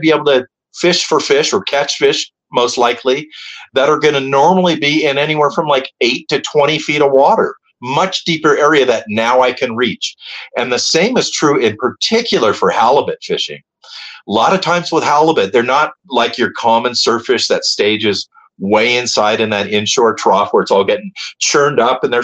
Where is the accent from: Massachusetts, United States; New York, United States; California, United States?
California, United States; the South Bay; I grew up in the South Bay. I spent my life surfing in Hermosa Beach and Palos Verdes